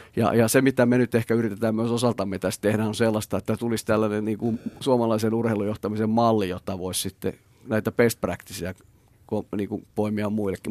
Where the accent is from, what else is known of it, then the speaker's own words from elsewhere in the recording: Imatra, South Karelia, Finland; now in Espoo, Finland; mä ollaan Petterin kanssa molemmat Imatralta kotosi